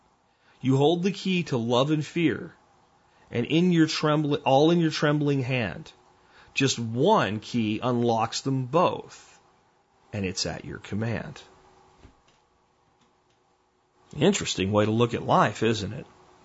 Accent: New Jersey, United States; now in Texas, United States; I was expelled from a birth canal in New Jersey, which happened to be within the borders of the United States

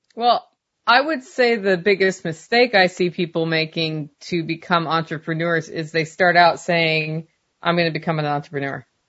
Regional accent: Oregon, United States; moved away; grew up in Oregon and we didn't have sales tax

